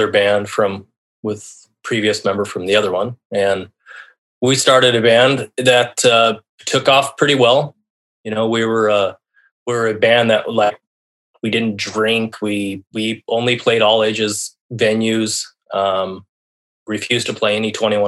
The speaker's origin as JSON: {"language": "English", "town": "La Jara", "region": "Colorado", "country": "United States", "tie": "born or raised there", "moved": "as an adult", "lives_now": "Seattle, United States", "said": "I was born in La Jara, Colorado. Basically raised in the Southwest, where it's a very small town. You know, the town I grew up in was 900 people"}